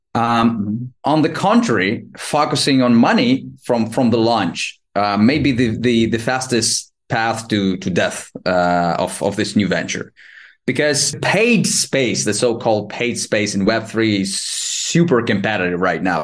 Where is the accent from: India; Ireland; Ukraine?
Ukraine; moved away as an adult; now in Barcelona, Spain; I was born and raised in Ukraine. Um, I'm 39 right now, and now currently I live in Barcelona, Spain